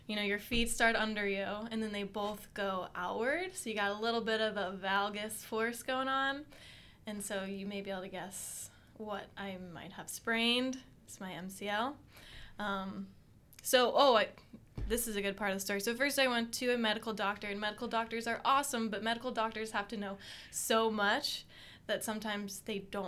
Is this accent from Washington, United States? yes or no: no; Hershey, Pennsylvania, United States; I am from Hershey, Pennsylvania